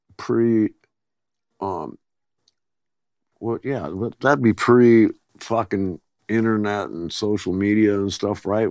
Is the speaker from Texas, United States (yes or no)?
no; Covina, California, United States; born or raised there; also born or lived in Athens, Greece